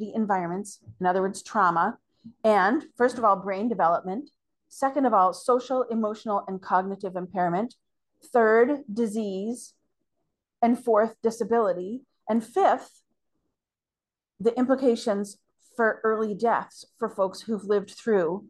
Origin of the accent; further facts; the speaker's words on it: Canada; as a Canadian